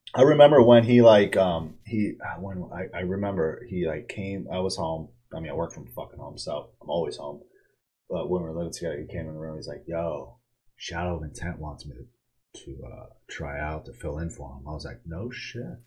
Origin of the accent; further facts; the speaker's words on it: Poughkeepsie, New York, United States; now in Texas, United States; I'm from Poughkeepsie, New York.